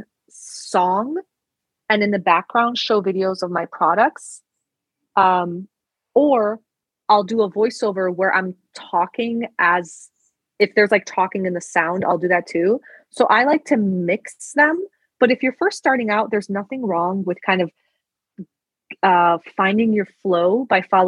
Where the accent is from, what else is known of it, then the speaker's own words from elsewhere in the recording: Istanbul, Turkey; moved away; I was born in Istanbul